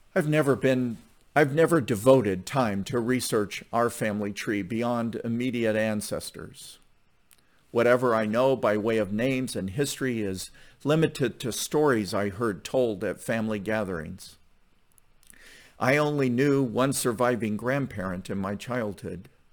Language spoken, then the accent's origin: English; Southwest Missouri, United States; growing up in Southwest Missouri was that my mom's ethnic background was incidental to my sense of identity